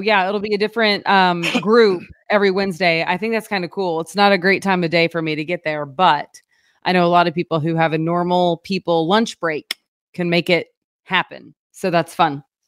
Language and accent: English; Oklahoma, United States; now in Springfield, Missouri, United States; I grew up in Oklahoma, so I am used to Whataburgers.